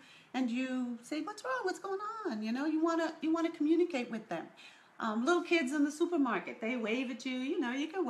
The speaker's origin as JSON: {"language": "English", "region": "New York", "country": "United States", "tie": "born or raised there", "said": "I was raised in New York"}